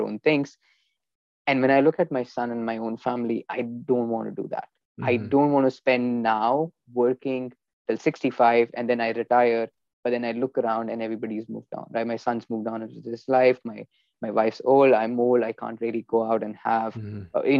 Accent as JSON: {"language": "English", "country": "India", "tie": "born or raised there", "moved": "yes", "said": "growing up in India, you know, we had a good childhood"}